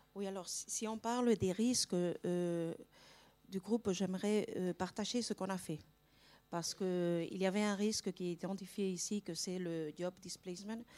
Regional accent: Spain; French is a second language; pas française, je suis espagnole

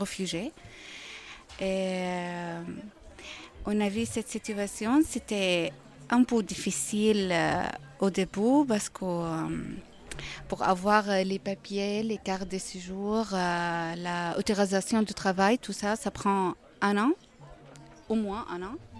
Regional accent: Syria; first language Arabic; French is a second language; moved away as an adult; now in Rennes, France; Syrie, je viens de Syrie

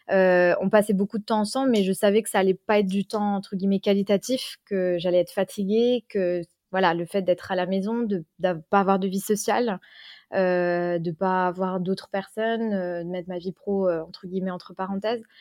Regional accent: Vosges, Grand Est, France; moved away as an adult; now in Luxembourg; je suis de la frontière, je suis pas loin, je suis vosgienne.

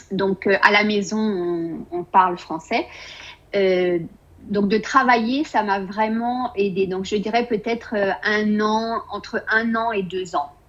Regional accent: France; moved away as an adult; now in Austin, United States; en tant que française

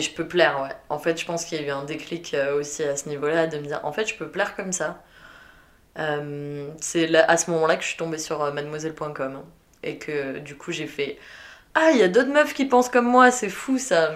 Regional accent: south-west France, France; moved away as an adult; also born or lived in Belgium; je viens du sud-ouest de la France

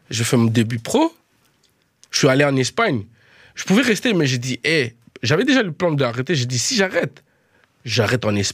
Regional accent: Netherlands; French is a second language; now in France; Je viens de Hollande jusqu'ici, les gars, pour faire la musique.

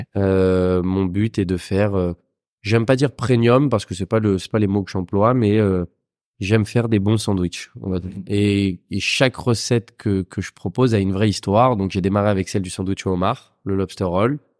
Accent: Vincennes, Île-de-France, France; also born or lived in London; j'ai grandi, j'ai grandi entre Vincennes et Saint-Mandé dans le 94

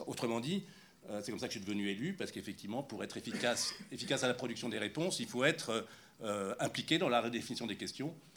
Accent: Paris, Île-de-France, France; moved away as an adult; now in Marcoussis, France; je suis parisien depuis le XVIe siècle et on habitait en banlieue

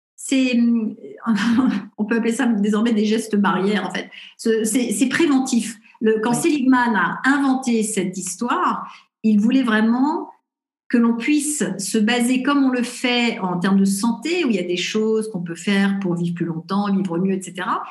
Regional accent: Paris, Île-de-France, France; moved away as an adult; also born or lived in Los Angeles; je suis parisienne

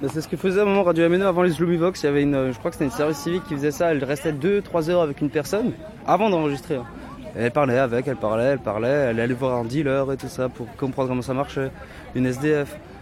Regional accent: Russia; French is a second language; moved away; le français et moi ça fait deux, mais après je rappelle que je suis russe

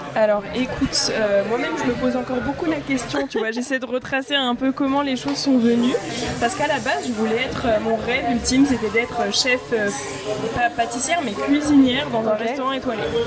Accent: Paris, Île-de-France, France; also born or lived in Bordeaux; je suis retournée chez moi à Paris

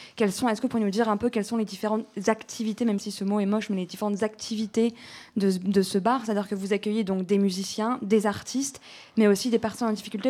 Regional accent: Paris, Île-de-France, France; je suis une Parisienne

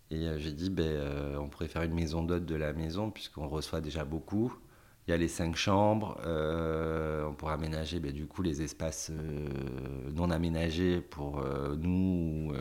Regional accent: Paris, Île-de-France, France; moved away as an adult; now in Thouars, France; en tant que Parisien, de venir habiter là

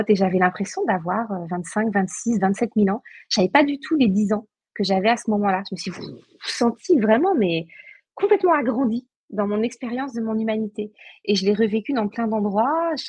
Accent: Brittany, France; moi, j'ai grandi en Bretagne, donc j'ai grandi avec les mégalithes

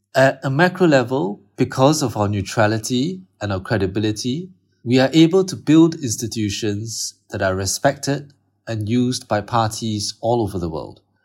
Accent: Singapore

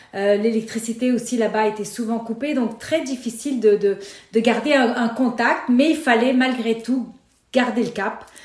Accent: Beirut, Beirut Governorate, Lebanon; moved away; also born or lived in Paris / Nice / Montreal; je suis née à Beyrouth et j'ai grandi dans la guerre civile du Liban.

